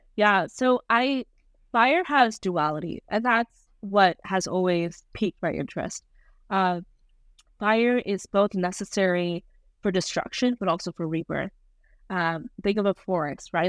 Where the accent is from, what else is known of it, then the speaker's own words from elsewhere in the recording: Rajasthan, India; I was born in Rajasthan, India